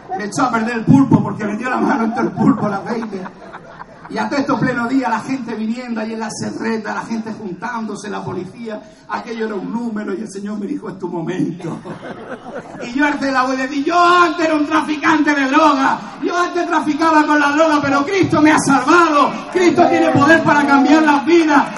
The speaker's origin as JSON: {"language": "Spanish", "town": "Cartagena", "region": "Region of Murcia", "country": "Spain", "said": "soy de Cartagena"}